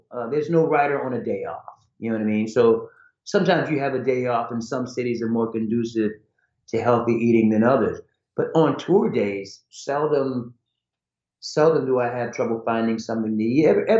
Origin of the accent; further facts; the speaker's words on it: Ohio, United States; born there; also born or lived in Idaho / Hawaii; You know, I was born in Ohio, which I don't really remember. Then we lived in Idaho, which I barely remember. Then we lived in Hawaii from 64 to 68 as a kid.